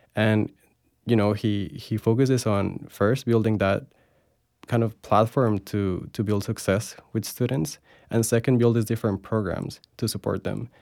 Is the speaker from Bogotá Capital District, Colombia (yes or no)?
yes; Bogota, Bogotá Capital District, Colombia; moved away as an adult; now in Florida, United States; I was born and raised in Bogota, Colombia. I lived there my whole life